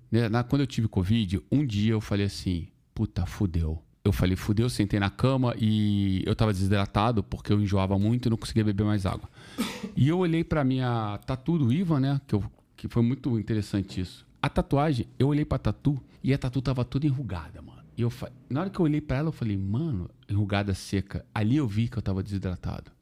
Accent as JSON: {"language": "Portuguese", "region": "Rio de Janeiro", "country": "Brazil", "said": "eu sou brasileiro carioca"}